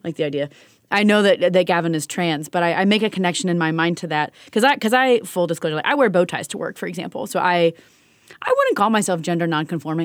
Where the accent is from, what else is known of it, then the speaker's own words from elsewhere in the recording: Kentucky, United States; I'm from Kentucky